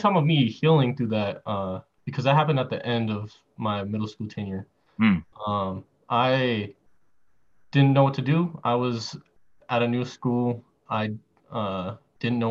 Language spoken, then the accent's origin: English; Arvada, Colorado, United States; also born or lived in Green Valley Ranch, Denver; I'm originally from, I was born in like Arvada, and I went to elementary school and middle school there